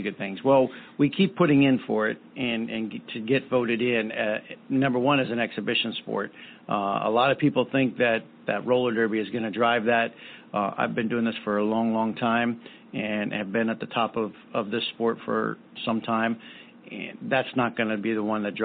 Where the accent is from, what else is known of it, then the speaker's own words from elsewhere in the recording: East Coast, United States; moved away; I grew up on the East Coast.